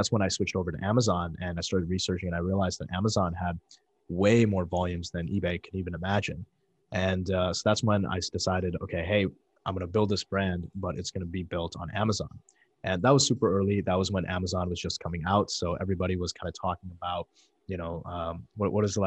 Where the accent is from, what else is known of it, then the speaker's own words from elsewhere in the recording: Chesterton, Indiana, United States; I grew up in Chesterton, Indiana